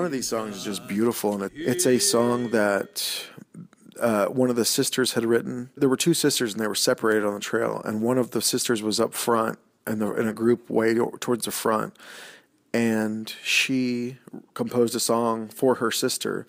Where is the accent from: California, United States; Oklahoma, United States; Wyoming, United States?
Oklahoma, United States; I went to the University of Oklahoma, which is like an hour and fifteen minutes from my hometown.